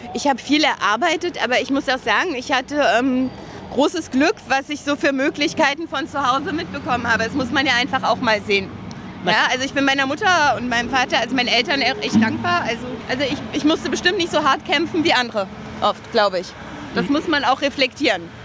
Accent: Berlin, Germany; ich bin in Berlin geboren, groß geworden

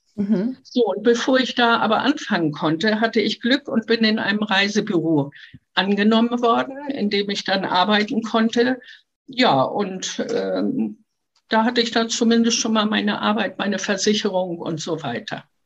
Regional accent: Hamburg, Germany; also born or lived in Halberstadt; Ich bin in Halberstadt geboren und mit dem fünften Lebensjahr nach Hamburg gekommen und hier bin ich aufgewachsen

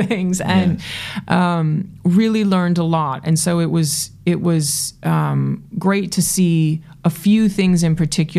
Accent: New York City, New York, United States; the New Yorker that I am

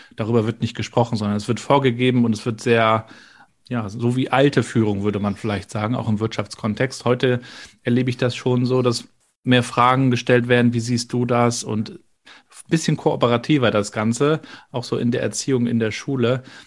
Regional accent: Rostock, Mecklenburg-Vorpommern, Germany; Ich als Rostocker

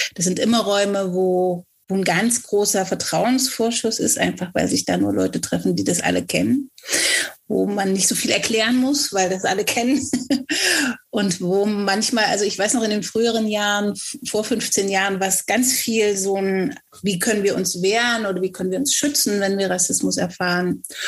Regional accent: Germany; obwohl ich in Deutschland geboren bin, so fantastisch Deutsch spreche

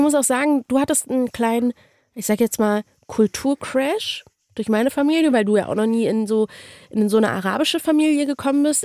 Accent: Berlin, Germany; moved away; ich bin in Deutschland aufgewachsen und, und geboren und ich bin halt Berlinerin

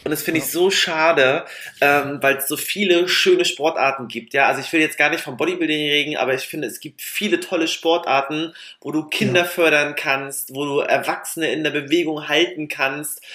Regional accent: Mecklenburg-Vorpommern, Germany; wir sind halt auch Mecklenburger Trantüten

